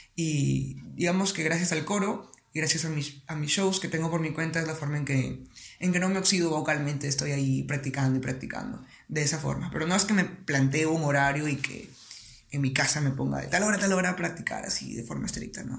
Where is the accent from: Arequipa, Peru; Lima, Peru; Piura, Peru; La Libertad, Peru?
Piura, Peru; also born or lived in Iquitos, Loreto, Peru; yo no soy piurano de nacimiento. Nací en Iquitos, en Loreto, pero prácticamente he vivido toda mi vida en Piura